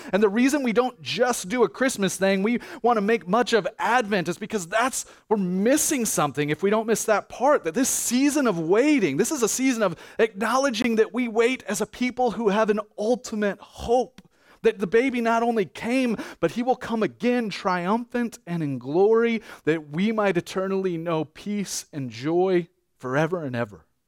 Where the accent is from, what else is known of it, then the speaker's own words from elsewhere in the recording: United States; as an American